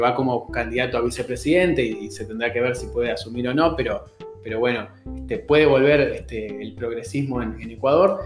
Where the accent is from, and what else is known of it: Uruguay